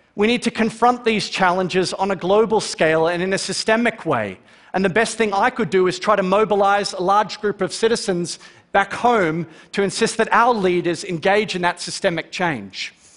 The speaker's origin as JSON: {"language": "English", "town": "Melbourne", "region": "Victoria", "country": "Australia", "tie": "born or raised there", "said": "Growing up in Melbourne, Australia"}